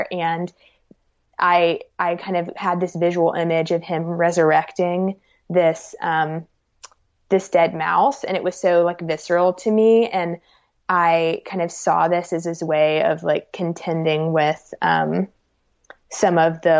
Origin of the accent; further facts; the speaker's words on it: Alabama, United States; because, you know, growing up in Alabama, I was really taken with boyhood.